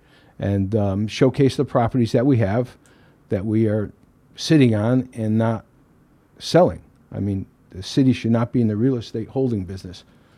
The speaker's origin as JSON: {"language": "English", "town": "Derby", "region": "Connecticut", "country": "United States", "tie": "born or raised there", "said": "Being born and raised in Derby, why I'm running is I just love Derby, and I have a great passion to fix Derby."}